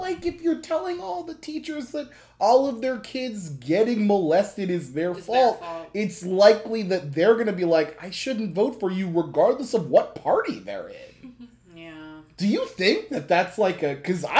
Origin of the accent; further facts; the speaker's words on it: Schuylkill County, Pennsylvania, United States; we grew up in Schuylkill County, so we can attest to that. It is a conservative area that is a conservative area.